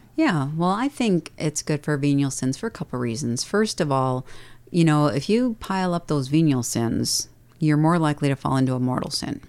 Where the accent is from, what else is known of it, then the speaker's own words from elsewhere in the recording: Dubuque, Iowa, United States; moved away; I grew up in Dubuque, and I only knew Catholics